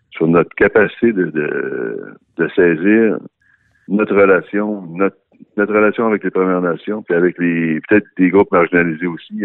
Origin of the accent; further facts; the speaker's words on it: Wendake, Quebec, Canada; on est en milieu urbain ici. Puis on est des Wandats